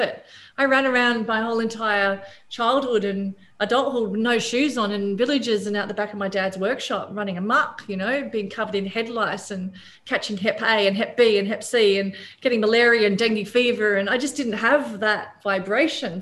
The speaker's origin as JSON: {"language": "English", "country": "Papua New Guinea", "tie": "born or raised there", "also_born_or_lived": "Australia", "moved": "yes", "lives_now": "Bali, Indonesia", "said": "growing up in Papua New Guinea"}